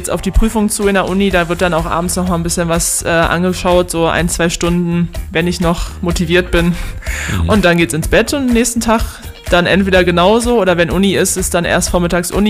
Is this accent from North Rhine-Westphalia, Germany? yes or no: yes; Löhne, North Rhine-Westphalia, Germany; zu meinem Stammverein, sage ich mal, aus Löhne, wo ich herkomme. Da bin ich immer noch Mitglied